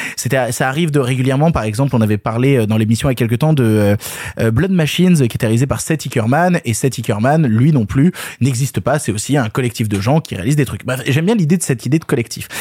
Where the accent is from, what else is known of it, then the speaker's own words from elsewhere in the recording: France; en tant que Français